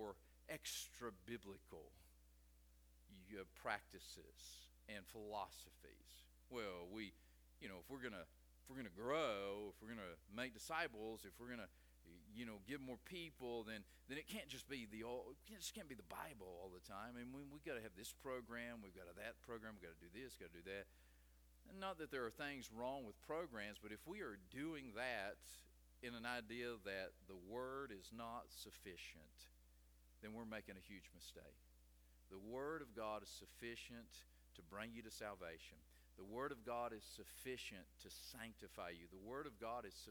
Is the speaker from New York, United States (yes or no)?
no; West Virginia, United States; I'm from West Virginia